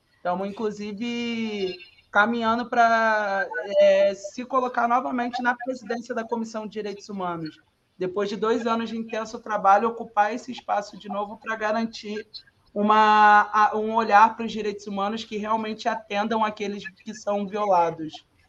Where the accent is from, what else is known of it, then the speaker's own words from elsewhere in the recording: Rio de Janeiro, Brazil; Eu sou cria do São Carlos, lá a comunidade do centro do Rio de Janeiro, filha de favelados e neta de nordestino